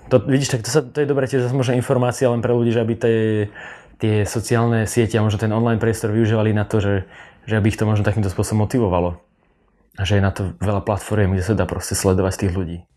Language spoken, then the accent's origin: Slovak; Slovakia; Prečo sme my Slováci takíto?